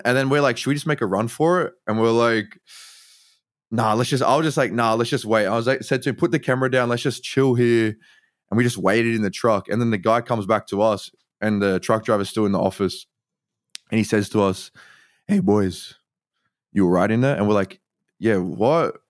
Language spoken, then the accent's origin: English; Sydney, New South Wales, Australia; I'm from Sydney, Australia.